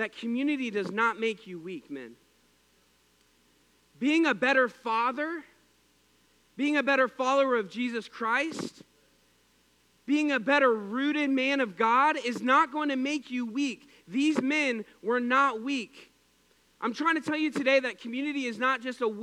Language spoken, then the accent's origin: English; Missouri, United States; We're from Missouri